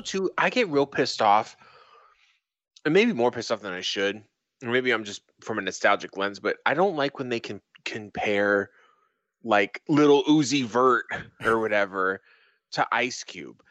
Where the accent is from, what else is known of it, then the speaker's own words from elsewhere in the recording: New England, United States; I grew up in New England